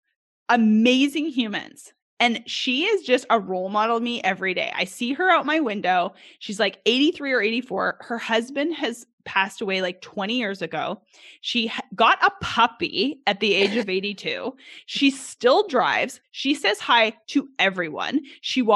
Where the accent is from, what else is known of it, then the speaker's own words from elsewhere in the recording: Edmonton, Alberta, Canada; now in Arkansas, United States; I grew up in Edmonton, Alberta, Canada